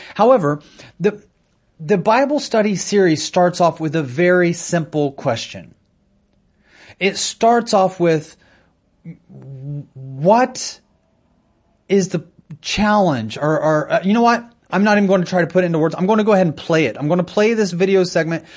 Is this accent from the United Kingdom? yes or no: no; United States; I'm an American citizen